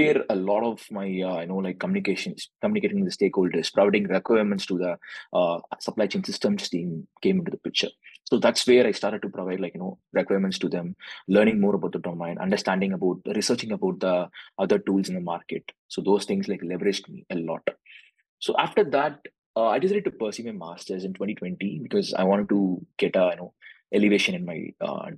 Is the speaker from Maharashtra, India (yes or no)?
no; Chennai, Tamil Nadu, India; moved away as an adult; also born or lived in Tanjore, India; now in Dallas, United States; I'm coming from southern part of India. So I'm coming from Tamil Nadu, so basically in Chennai.